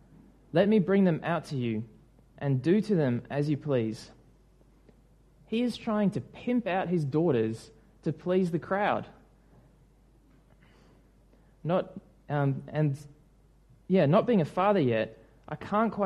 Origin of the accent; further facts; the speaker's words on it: New Zealand; moved away; my home country